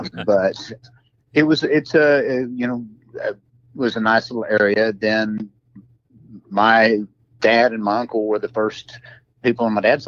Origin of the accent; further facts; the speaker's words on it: North Texas, United States; I actually grew up in North Texas.